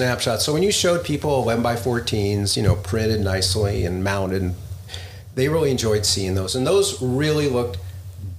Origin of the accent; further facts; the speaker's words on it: Los Angeles, California, United States; I grew up in the Valley, San Fernando Valley